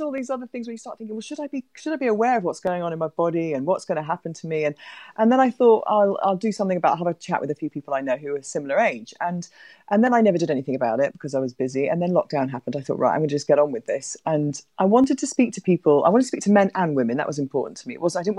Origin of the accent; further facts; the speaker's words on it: Wales, United Kingdom; also born or lived in England; To be honest, I'm Welsh, Graham, right? So I'm thrilled with how Wales are doing. I'm married to a Scotsman, but I was born in England, so I'm properly British